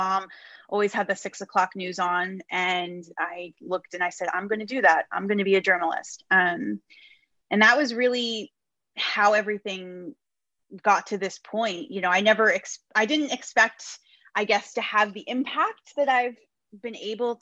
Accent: New Jersey, United States; I grew up in New Jersey.

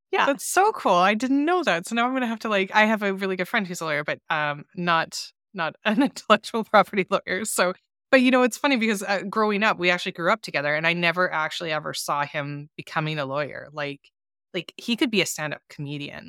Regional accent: Canada; I'm from Canada

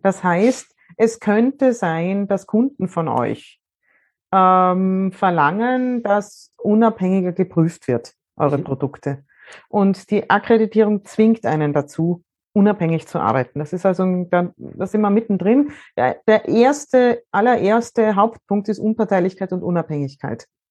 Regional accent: Austria; bei uns in Österreich

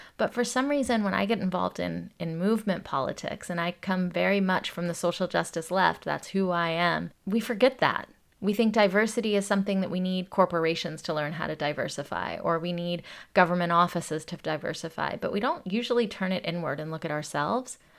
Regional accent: Atlanta, Georgia, United States; When I grew up in Atlanta, Georgia, it's a black and white South, and I came from Indian immigrant parents.

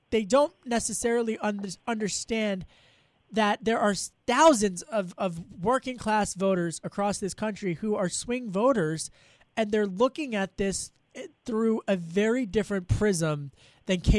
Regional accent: outside of Philadelphia, Pennsylvania, United States; where I grew up outside of Philadelphia

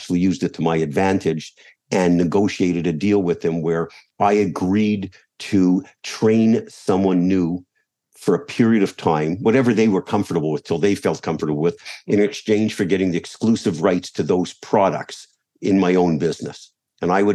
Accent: Montreal, Quebec, Canada; moved away; as a kid growing up in Montreal

